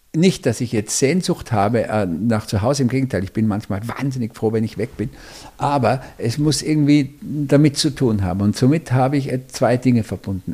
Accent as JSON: {"language": "German", "region": "Tyrol", "country": "Austria", "tie": "born or raised there", "said": "meine Heimat, also quasi das Tirolische"}